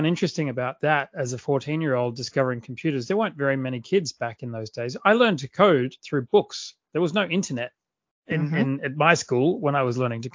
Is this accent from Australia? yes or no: yes; Adelaide, South Australia, Australia; accent: Australian; now in Sydney, Australia; I grew up in a city in the south of Australia called Adelaide